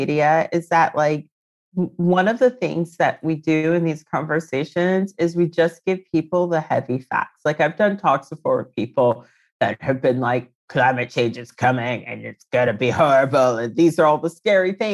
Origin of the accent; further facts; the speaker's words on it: Reston, Virginia, United States; moved away as an adult; now in London, United Kingdom; I'm from Virginia originally. I grew up in Ruston, which is a pretty like affluent